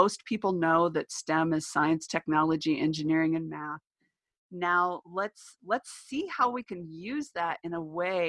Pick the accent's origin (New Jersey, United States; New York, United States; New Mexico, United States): New Mexico, United States; I'm from New Mexico